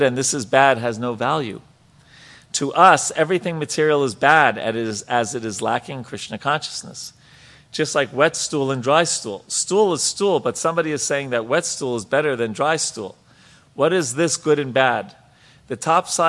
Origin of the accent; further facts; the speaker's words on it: New York, United States; I'm from New York